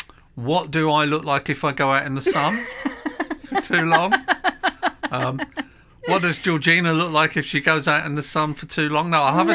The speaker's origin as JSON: {"language": "English", "region": "London", "country": "United Kingdom", "tie": "born or raised there", "said": "I'm a Londoner. Lived here all my life."}